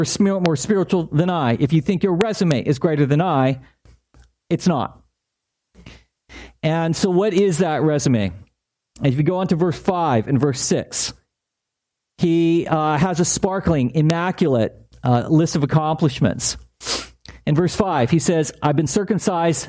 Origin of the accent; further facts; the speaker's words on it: La Palma, California, United States; I grew up in La Palma, not far from here, about a square mile city